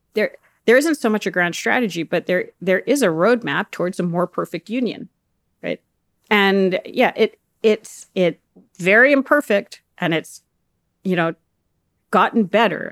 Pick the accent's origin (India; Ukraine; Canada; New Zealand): Canada; as a Canadian